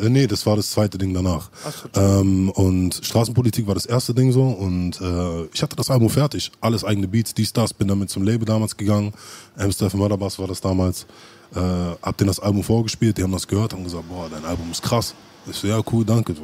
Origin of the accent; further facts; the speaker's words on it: Berlin, Germany; wir sind halt nicht in großen Bezirken wie Kreuzberg oder Schöneberg groß geworden. Das heißt, wir hatten Siedlungen